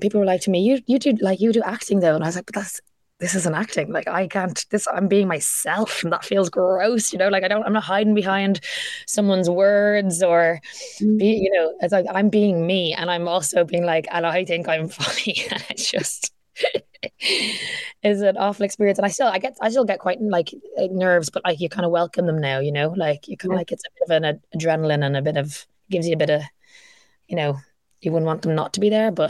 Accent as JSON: {"language": "English", "town": "Dublin", "region": "Leinster", "country": "Ireland", "tie": "born or raised there", "also_born_or_lived": "Vancouver, Canada", "said": "if you grew up here"}